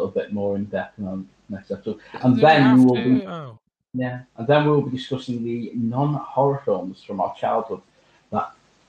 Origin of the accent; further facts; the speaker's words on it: United Kingdom; we are British.